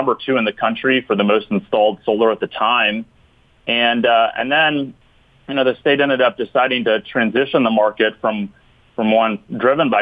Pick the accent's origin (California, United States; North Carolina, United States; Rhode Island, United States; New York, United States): North Carolina, United States; Western; also born or lived in the Triangle, North Carolina; I'm based here in the Triangle, and I grew up in Western North Carolina.